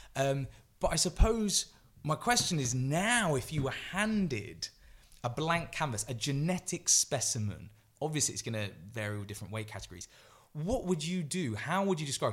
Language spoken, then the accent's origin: English; Grantham, East Midlands, United Kingdom; I'm obviously from Grantham